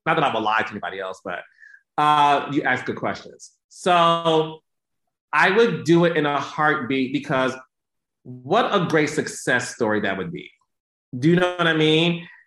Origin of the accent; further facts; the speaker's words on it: Detroit, Michigan, United States; I'm from Detroit